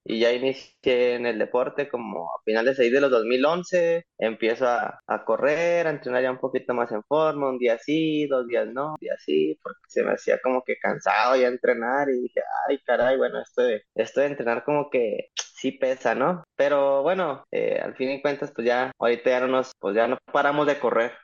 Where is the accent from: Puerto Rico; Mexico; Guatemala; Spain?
Mexico; Ciudad Juárez, Chihuahua; Yo soy de Ciudad Juárez, para los que no, no, no sepan, donde da vuelta el aire, allá, de allá soy